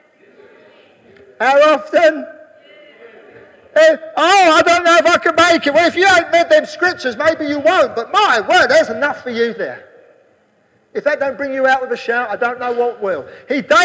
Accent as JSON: {"language": "English", "region": "England", "country": "United Kingdom", "said": "I'm English."}